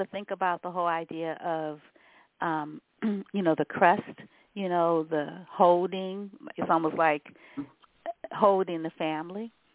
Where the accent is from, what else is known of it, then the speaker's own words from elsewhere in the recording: New Orleans, Louisiana, United States; I'm a Southerner. I was born in New Orleans